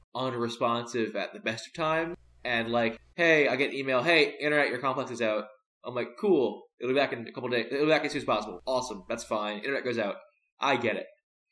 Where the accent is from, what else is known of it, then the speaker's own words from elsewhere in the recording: New Orleans, Louisiana, United States; also born or lived in Brooklyn; I'm from New Orleans.